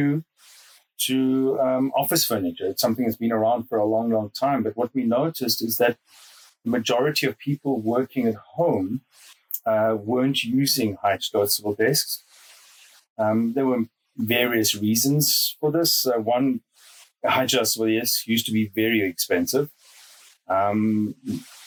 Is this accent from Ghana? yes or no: no; South Africa; moved away as an adult; now in Munich, Germany; I'm originally from South Africa. And was born there, grew up there.